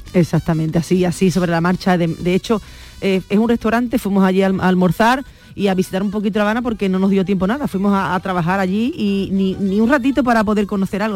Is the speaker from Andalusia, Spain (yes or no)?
yes; Huelva, Andalusia, Spain; ir a Huelva, pues que viera imágenes de mi tierra